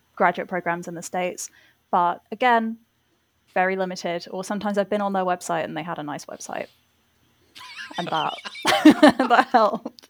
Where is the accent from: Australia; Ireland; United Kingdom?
United Kingdom; England; also born or lived in Rotherhithe, London; I am English